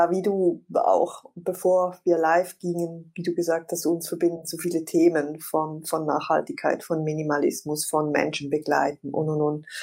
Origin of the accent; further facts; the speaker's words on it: Switzerland; ich bin Schweizerin